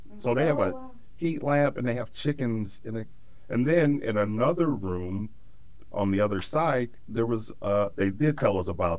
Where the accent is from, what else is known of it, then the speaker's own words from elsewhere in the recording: Cleveland, Ohio, United States; I'm from Cleveland, Ohio.